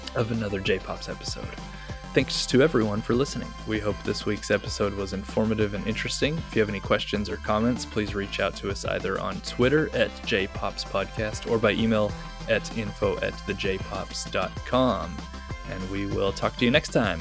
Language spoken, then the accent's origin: English; Kentucky, United States; now in Japan; I'm from Kentucky